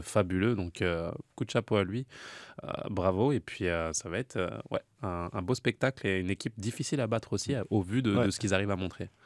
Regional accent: France; en tant que Français

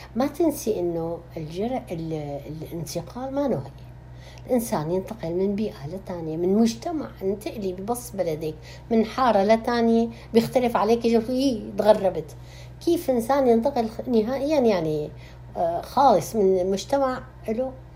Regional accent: Damascus, Damascus Governorate, Syria; moved away as an adult; now in Canada; ولدت في مدينه دمشق واكيد ترعرعنا هناك بهالمدينه العظيمه التاريخيه الاصيله

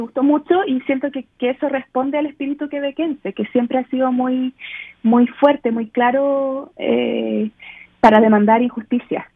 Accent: Chile; now in Vancouver, Canada; nosotros ahora somos un país también muy diverso

